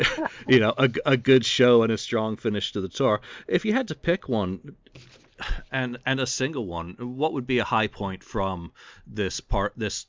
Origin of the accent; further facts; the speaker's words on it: England, United Kingdom; as a English guy